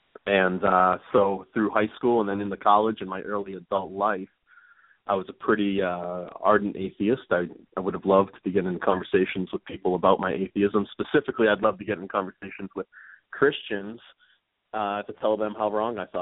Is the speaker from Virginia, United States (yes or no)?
no; Plymouth, Massachusetts, United States; accent: Northeast; I was raised in Massachusetts, a town called Plymouth, about 35 minutes south of Boston